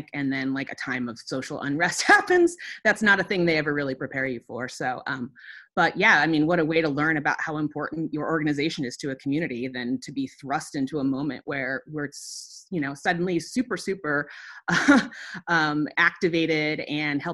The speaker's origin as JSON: {"language": "English", "town": "Molalla", "region": "Oregon", "country": "United States", "tie": "born or raised there", "also_born_or_lived": "Portland, Oregon", "lives_now": "Corbett, United States", "said": "I grew up in Molalla, in very rural Clackamas County"}